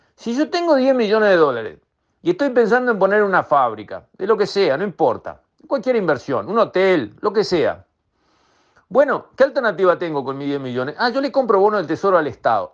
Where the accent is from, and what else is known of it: Uruguay